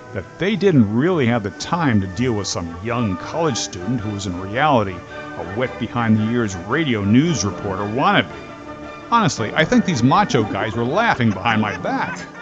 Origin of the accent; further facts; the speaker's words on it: Linden, New Jersey, United States; my hometown of Linden, New Jersey